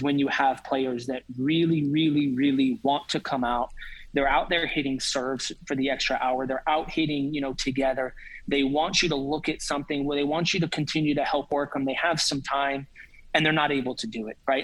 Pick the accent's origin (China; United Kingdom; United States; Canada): United States; outside of Atlanta, Georgia; now in Auburn, United States; I grew up outside of Atlanta